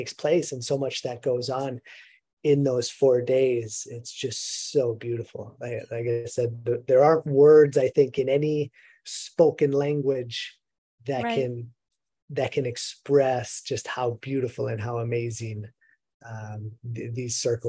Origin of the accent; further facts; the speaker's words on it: Minnesota, United States; moved away; growing up in Minnesota